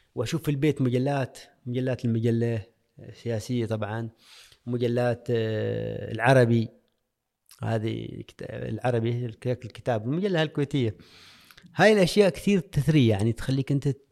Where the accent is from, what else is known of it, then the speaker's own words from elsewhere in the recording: Al-Musanaah, South Al Batinah, Oman; moved away as an adult; تاريخ الولادة طبعا في ولاية المصنعة آه، الملدة قريتي اللي كثير أحبها